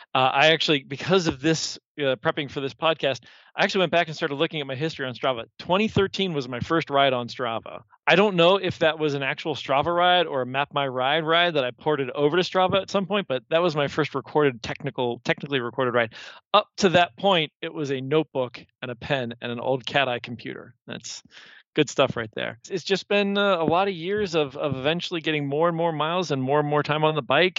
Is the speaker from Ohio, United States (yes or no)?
yes; Columbus, Ohio, United States; I'm from here. So I was born in Columbus. I was actually born downtown Mount Carmel, the old the old Mount Carmel downtown. Grew up here